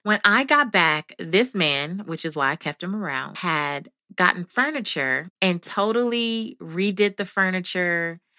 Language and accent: English; Belize; moved away; I'm from Belize